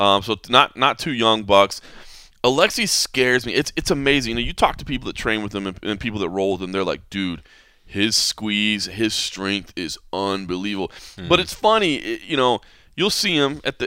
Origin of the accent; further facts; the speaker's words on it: United States; As an American, especially American of my age, you know, I'm 40 years old